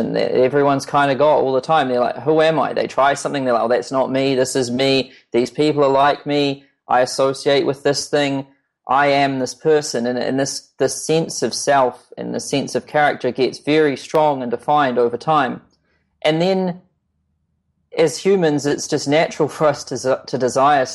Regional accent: New Zealand; I'm this kid from New Zealand

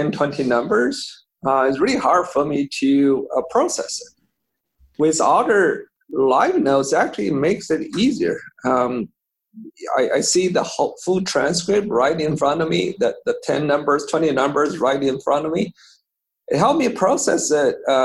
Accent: Beijing, China; English is a second language; moved away as an adult; now in United States; So so I grew up in Beijing. I went to college in Beijing.

